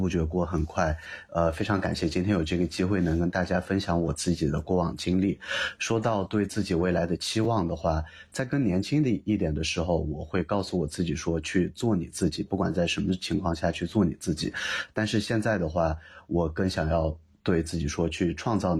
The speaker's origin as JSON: {"language": "Chinese", "region": "Yunnan", "country": "China", "said": "云南对我的感觉就是就是家，就是不管我在世界上其他地方生活再长的时间，这种家带给我的归属感和幸福感是是其他地方无法代替的。"}